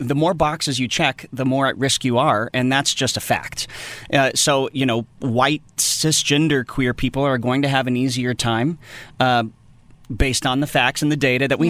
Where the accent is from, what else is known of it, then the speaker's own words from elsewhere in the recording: East Tennessee, United States; moved away as an adult; now in Los Angeles, United States; I grew up in East Tennessee